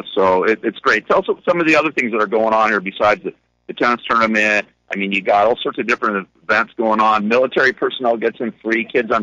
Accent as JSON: {"language": "English", "town": "Westlake Village", "region": "California", "country": "United States", "tie": "born or raised there", "said": "I grew up in Westlake Village, which is just down the street from here. And when my dad bought a house out here in 1978, so there was nothing out here."}